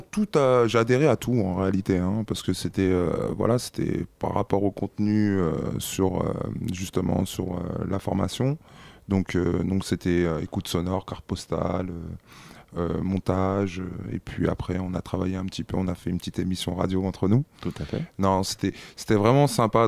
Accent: Bondy, Île-de-France, France; also born or lived in Bordeaux; j'ai fréquenté aussi les centres de loisirs étant plus jeune donc un peu plus au départ un peu sur Bordeaux et puis après sur Bondy

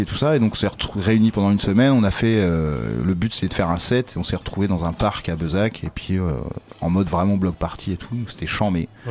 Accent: Caen, Normandy, France; je viens de Caen

